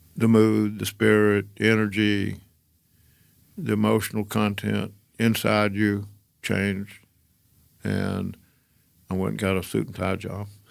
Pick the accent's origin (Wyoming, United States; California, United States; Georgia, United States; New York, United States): Georgia, United States; moved away as an adult; also born or lived in Decatur, Georgia / Atlanta; young kid growing up in Georgia